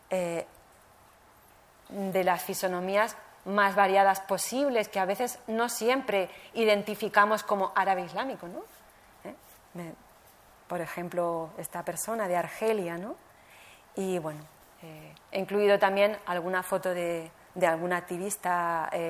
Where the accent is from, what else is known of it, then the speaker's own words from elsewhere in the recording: Barcelona, Catalonia, Spain; born there; also born or lived in Alicante; nací en Barcelona y como no soy catalana de origen, me llamaban Charnega. Eh, migré a, Alicante y, se burlaban de mí porque no, hablaba más que catalán y no hablaba valenciano.